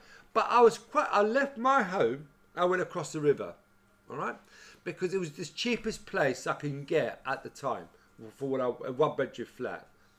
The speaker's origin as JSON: {"language": "English", "region": "London", "country": "United Kingdom", "said": "I'm a Londoner, so I've got to live in London."}